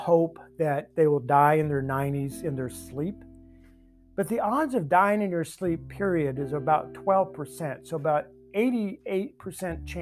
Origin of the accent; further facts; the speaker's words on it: the Bible Belt, United States; I grew up in the Bible Belt